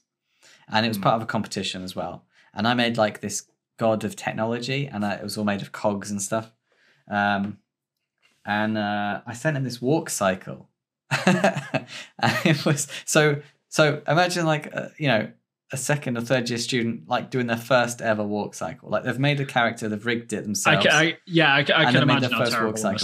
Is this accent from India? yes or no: no; Stony Stratford, South East England, United Kingdom; my hometown